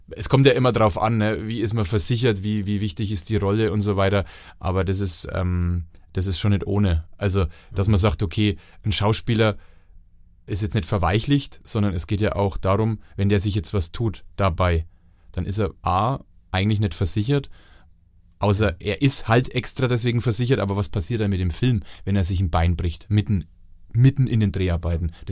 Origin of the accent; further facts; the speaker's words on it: Franconia, Bavaria, Germany; accent: Franconian; da muss man als Franke schon nochmal den Rotstift